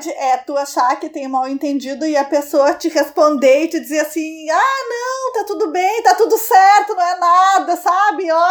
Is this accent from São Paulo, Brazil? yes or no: no; Rio de Janeiro, Brazil; Tenho 20 anos e sou carioca.